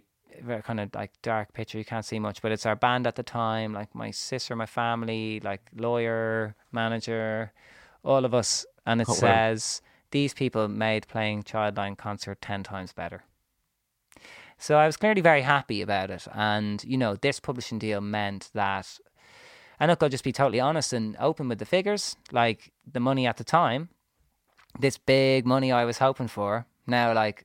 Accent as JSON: {"language": "English", "country": "Ireland", "said": "Also we arrived as domestic British artists, but we're from Ireland."}